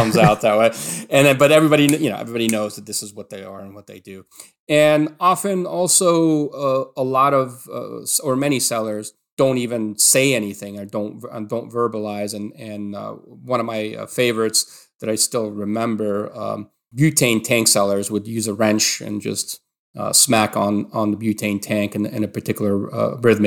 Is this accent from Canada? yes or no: no; Alexandria Governorate, Egypt; growing up in Alexandria